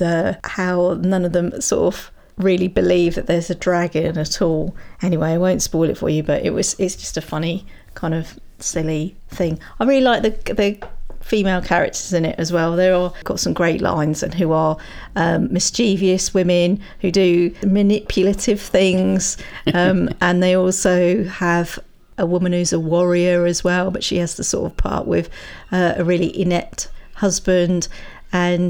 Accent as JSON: {"language": "English", "country": "United Kingdom", "said": "as British people, we"}